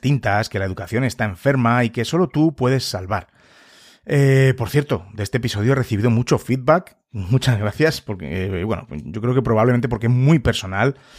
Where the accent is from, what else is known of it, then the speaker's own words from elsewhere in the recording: Madrid, Community of Madrid, Spain; yo soy de España, en Madrid en concreto